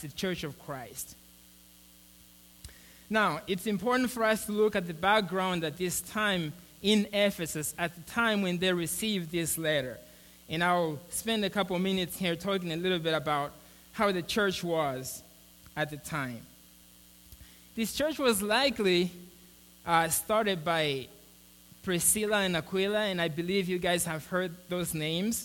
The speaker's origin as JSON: {"language": "English", "country": "Mozambique", "moved": "yes", "lives_now": "United States", "said": "I'm from Mozambique"}